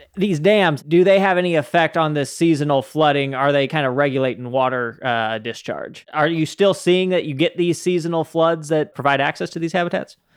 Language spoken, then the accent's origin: English; Utah, United States; I grew up in Utah